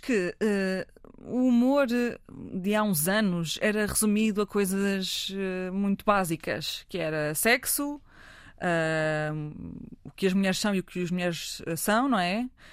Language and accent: Portuguese; Fátima, Centro, Portugal; cresci em Fátima